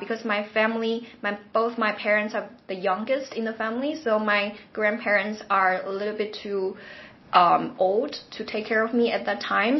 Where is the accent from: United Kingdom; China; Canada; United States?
China; Xiamen, Fujian; moved away as an adult; also born or lived in Hong Kong; now in Bangkok, Thailand; I was born in Xiamen. So it's an island very near to Taiwan Strait. And so it's not a first tier city. It's not Beijing, Shanghai, Guangzhou, those world famous cities. So my hometown is the second tier city.